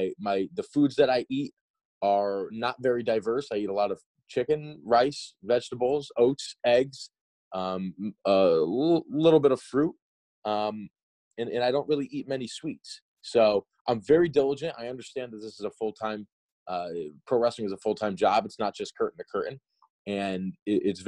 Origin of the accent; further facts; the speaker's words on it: New England, United States; growing up in New England